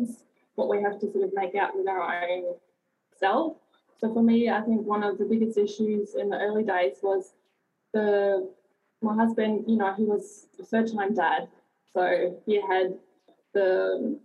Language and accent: English; Germany; now in Bulli, Australia; I grew up in Germany, and I lived on four continents.